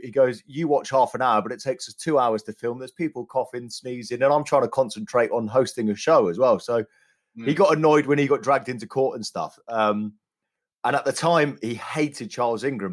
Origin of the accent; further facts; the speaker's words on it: London, United Kingdom; I grew up around London